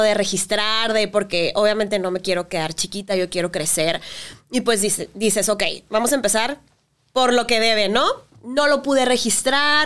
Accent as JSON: {"language": "Spanish", "country": "Mexico", "said": "como mexicanos"}